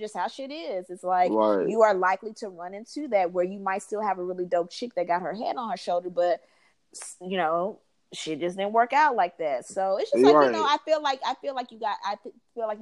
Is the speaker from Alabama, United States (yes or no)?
yes; Huntsville, Alabama, United States; we grew up in Northside, you know, Huntsville